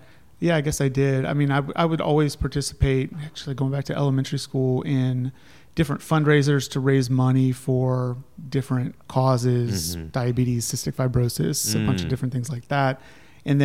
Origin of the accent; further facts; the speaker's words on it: Ohio, United States; also born or lived in Colorado; now in North Carolina, United States; I grew up in Ohio, but then I moved out there and I was up in Vail in the mountains